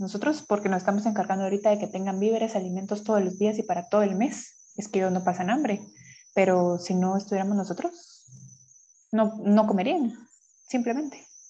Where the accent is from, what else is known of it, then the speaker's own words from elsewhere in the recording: Guatemala; Como guatemaltecos